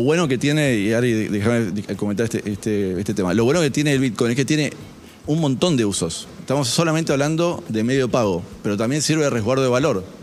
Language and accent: Spanish; Argentina; como nos pasa acá en Argentina